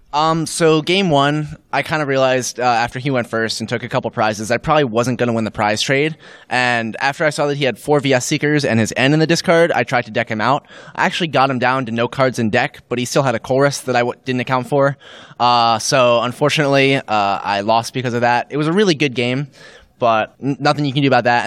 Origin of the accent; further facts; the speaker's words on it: New York City, New York, United States; moved away as an adult; now in Bloomington, United States; I'm from New York City, but I go to school at Indiana University in Bloomington